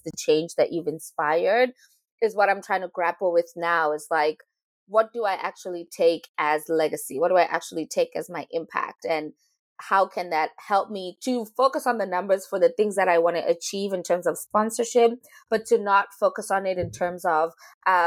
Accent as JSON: {"language": "English", "town": "Rustenburg", "region": "North West", "country": "South Africa", "moved": "as an adult", "lives_now": "Vancouver, Canada", "said": "I come from the land of Tlakung, which is inside Rustenburg, which is inside this province called the Northwest in South Africa"}